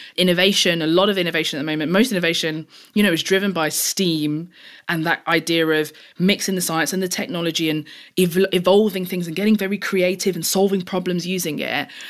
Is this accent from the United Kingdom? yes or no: yes; London, United Kingdom; I grew up in East London. I'm, I'm very proud of that. I still live in East London now and have always lived in East London